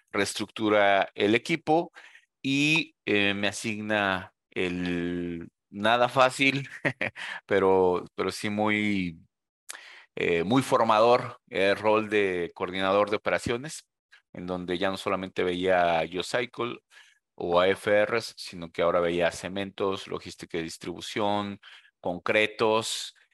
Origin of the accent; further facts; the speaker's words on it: Mexico; moved away as an adult; now in Costa Rica; yo soy mexicano. Eh, desde hace un año estoy aquí en Holcim, Costa Rica